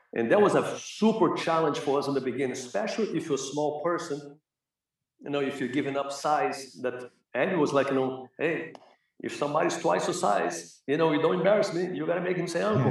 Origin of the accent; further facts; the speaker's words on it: Rio de Janeiro, Brazil; English is a second language; moved away as an adult; also born or lived in Los Angeles, United States; now in United States; growing up in Brazil, you know, in Flamengo